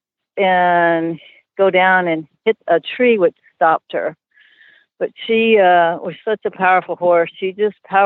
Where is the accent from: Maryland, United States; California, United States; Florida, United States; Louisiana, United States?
Florida, United States; we're from Florida